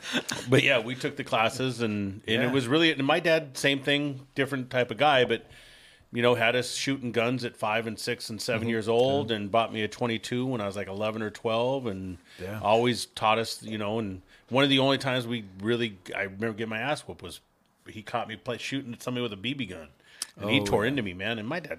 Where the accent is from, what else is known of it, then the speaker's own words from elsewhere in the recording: Pacific Northwest, United States; I grew up in the Pacific Northwest.